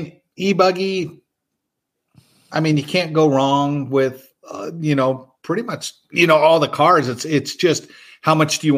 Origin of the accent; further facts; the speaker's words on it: San Diego, California, United States; Growing up in San Diego, there was a place called the Naval Training Center.